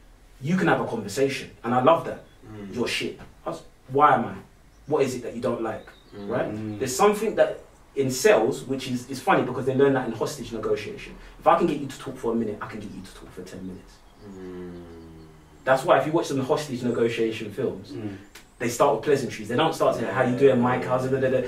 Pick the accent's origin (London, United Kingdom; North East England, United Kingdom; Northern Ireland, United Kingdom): London, United Kingdom; Barking; I'm from Barking, man, come on. We're all disruptive.